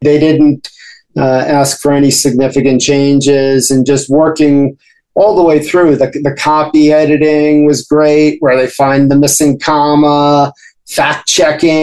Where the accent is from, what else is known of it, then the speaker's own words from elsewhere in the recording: the New York area, United States; growing up in the New York area